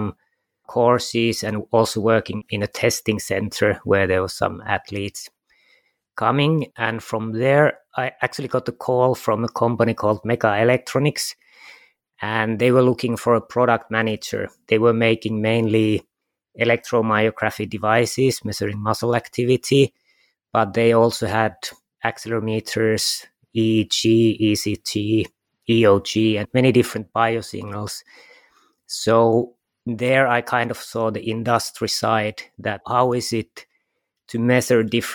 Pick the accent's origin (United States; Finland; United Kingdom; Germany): Finland; Kajaani, Kainuu; I was born in Kajaani, which is 2 hours south from